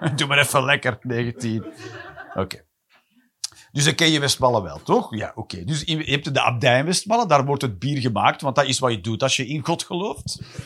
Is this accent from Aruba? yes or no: no; Flanders, Belgium; Als Vlamingen